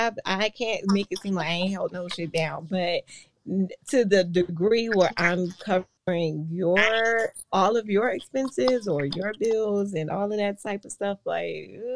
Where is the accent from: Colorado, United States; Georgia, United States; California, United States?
Georgia, United States; also born or lived in Virginia / Washington, D.C. area; now in Orlando, United States; I was born in Georgia. Okay. Raised mostly in Georgia and then Virginia as well.